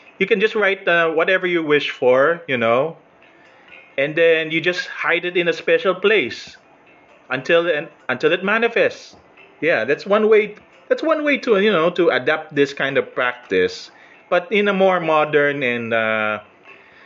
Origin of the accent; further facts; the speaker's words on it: Philippines; I'm Filipino